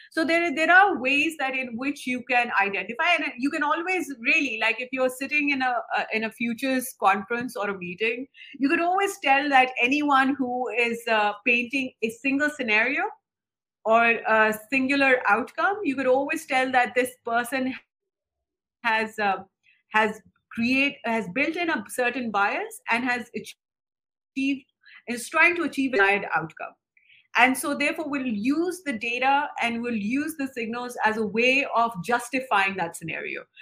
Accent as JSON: {"language": "English", "town": "Lahore", "region": "Punjab", "country": "Pakistan", "tie": "born or raised there", "moved": "yes", "lives_now": "Islamabad, Pakistan", "said": "I was born in Lahore. Um, it's it's a, it's a very it's a cultural one of the cultural hubs in Pakistan"}